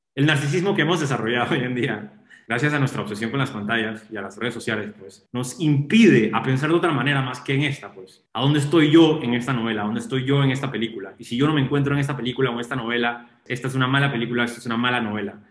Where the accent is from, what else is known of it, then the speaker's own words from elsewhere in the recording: Panama; Yo soy panameño